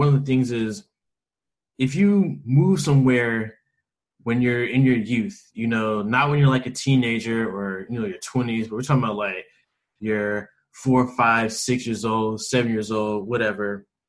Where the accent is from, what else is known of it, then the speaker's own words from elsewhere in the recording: Memphis, Tennessee, United States; also born or lived in Washington, D.C.; I was born in Washington, D.C., and I moved here to Memphis when I was 2 years old.